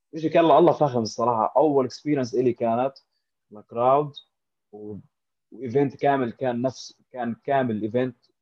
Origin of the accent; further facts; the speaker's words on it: Amman, Amman Governorate, Jordan; now in Dubai, United Arab Emirates; انا من عمان من الاردن